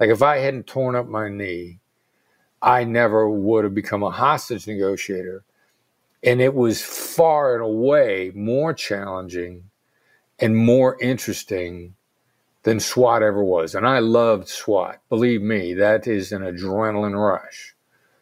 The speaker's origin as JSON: {"language": "English", "region": "Iowa", "country": "United States", "tie": "born or raised there", "also_born_or_lived": "Pittsburgh / New York", "moved": "as an adult", "said": "I grew up in Iowa. I'd never been anywhere"}